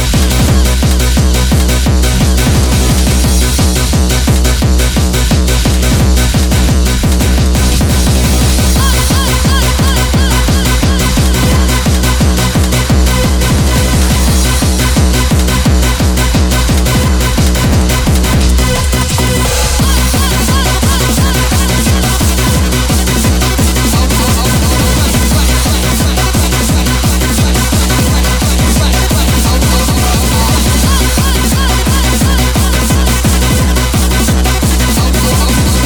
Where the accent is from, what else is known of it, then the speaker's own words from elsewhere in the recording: Long Riston, Yorkshire and the Humber, United Kingdom; I'm from Longriston, which is a little village